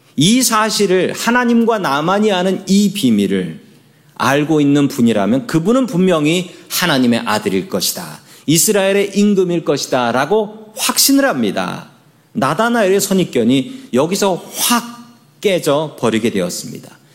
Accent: Seoul, South Korea; 저의 고향은 서울입니다

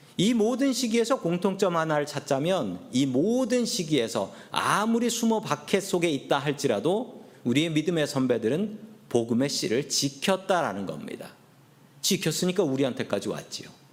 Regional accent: South Korea; also born or lived in San Francisco area, United States; now in United States; 제가 한국 사람인 것을 알면

